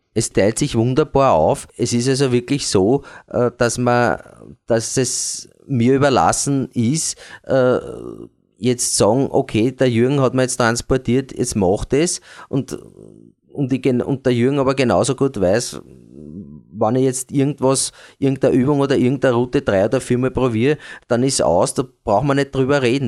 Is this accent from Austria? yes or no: yes; Eastern Austria, Austria; bei uns in Ostösterreich